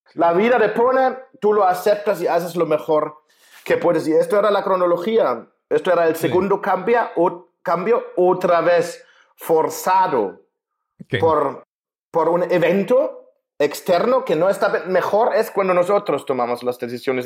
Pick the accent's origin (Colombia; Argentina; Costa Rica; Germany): Germany; Spanish is a second language; moved away as an adult; also born or lived in Spain / Mexico; now in Budapest, Hungary; Yo soy alemán, nací en Alemania